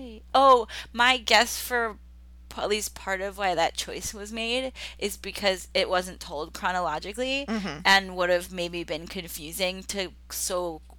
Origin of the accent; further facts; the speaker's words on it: United States; I'm American.